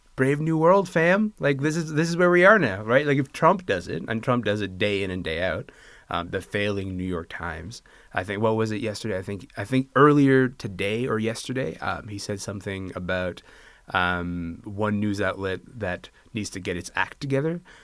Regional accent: Kingston, Ontario, Canada; I'm from Kingston, Ontario.

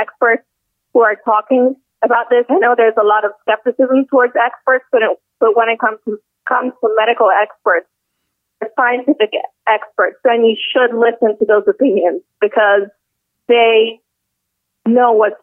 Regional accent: Milan, Lombardy, Italy; I am from Milan, Lombardy, where the crisis has had the largest impact

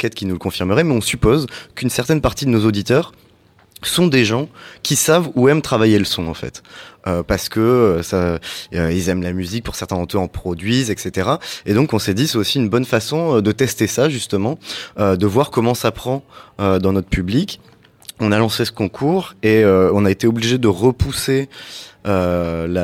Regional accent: Switzerland; On est suisse

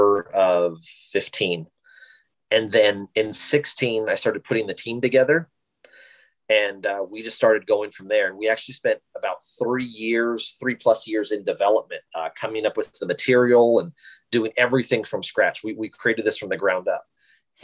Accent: Wyoming, United States; I'm originally born and raised in Wyoming

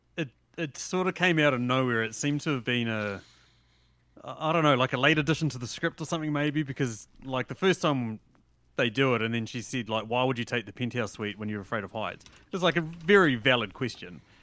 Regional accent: New Zealand; as a New Zealander

